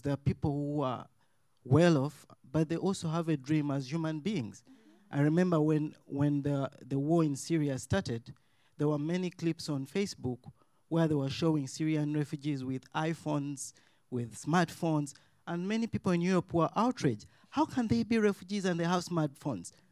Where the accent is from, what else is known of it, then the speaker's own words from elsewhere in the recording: Uganda; moved away as an adult; I'm from Uganda. I came as a student here.